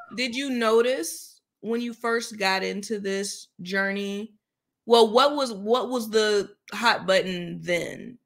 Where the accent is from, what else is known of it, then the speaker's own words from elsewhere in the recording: Jacksonville, Florida, United States; I happen to be home in my hometown of Jacksonville, Florida now